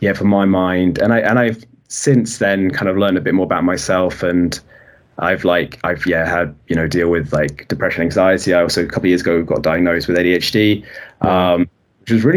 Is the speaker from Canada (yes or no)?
no; United Kingdom; I'm very British